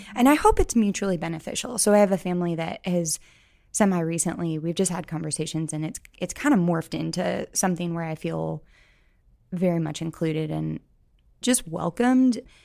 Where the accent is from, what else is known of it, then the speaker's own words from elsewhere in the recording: St. Louis, Missouri, United States; moved away as an adult; now in Columbia, United States; I am from Saint Louis, but I came to Columbia for school